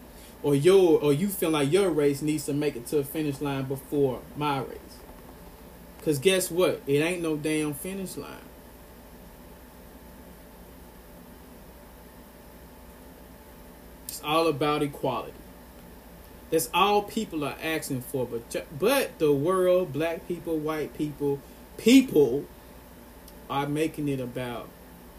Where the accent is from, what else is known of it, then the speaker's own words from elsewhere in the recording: Ripley, Tennessee, United States; I'm from Ripley, Tennessee.